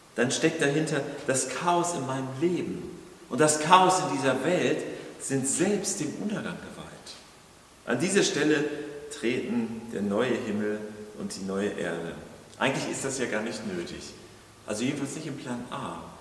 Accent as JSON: {"language": "German", "town": "Kiel", "region": "Schleswig-Holstein", "country": "Germany", "said": "für uns als, als Kieler, so Küstenbewohner"}